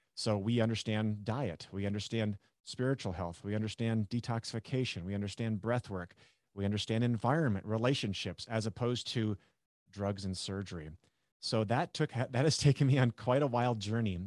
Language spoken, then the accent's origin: English; North Dakota, United States; I grew up in North Dakota